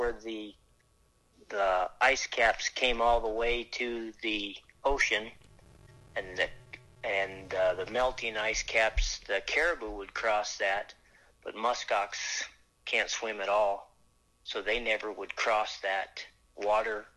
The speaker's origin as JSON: {"language": "English", "area": "Wayne, Wakefield", "region": "Nebraska", "country": "United States", "said": "I'm from Wayne, Wakefield, Nebraska."}